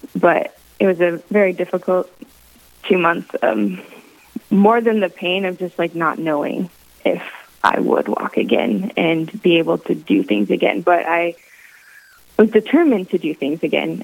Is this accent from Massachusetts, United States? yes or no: no; Minot, North Dakota, United States; moved away as an adult; also born or lived in Michigan / Wisconsin; now in Southern Indiana, United States; my hometown of Minot, North Dakota